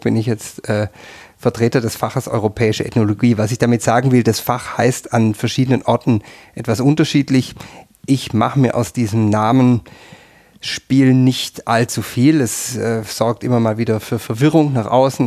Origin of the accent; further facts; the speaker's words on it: near Tübingen, Baden-Württemberg, Germany; moved away as an adult; now in Tyrol, Austria; Ich bin in der Nähe von Tübingen aufgewachsen